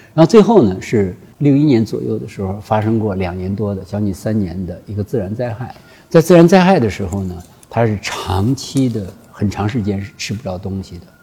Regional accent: China; 所以我们中国人呢， 才就是崛起

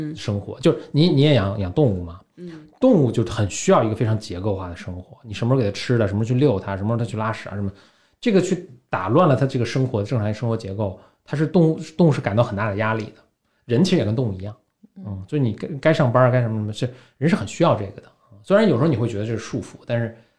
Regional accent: Beijing, China; also born or lived in San Francisco; 我等于第一代北京人，我父母并不是

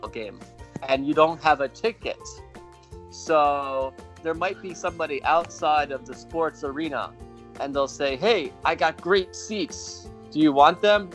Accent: United States; I'm from America

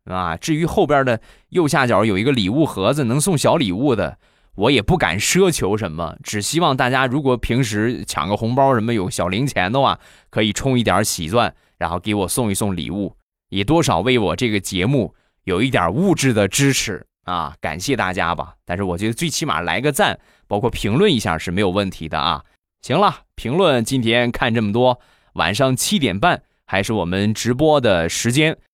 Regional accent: Rizhao, Shandong, China; 我们家乡的特产，日照绿茶

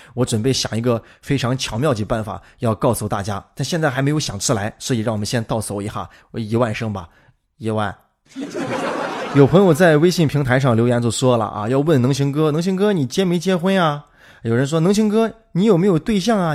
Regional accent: Shaanxi, China; also born or lived in Guangdong; 咱们陕西人

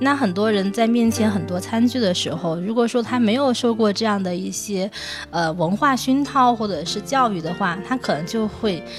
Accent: China; 那我们现在就讲讲我们中国人通常喜欢跟怎么跟他们去问候

